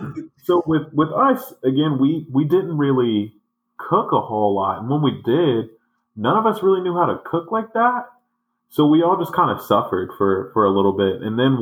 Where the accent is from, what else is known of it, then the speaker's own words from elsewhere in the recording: the South, United States; You know I came here from the South.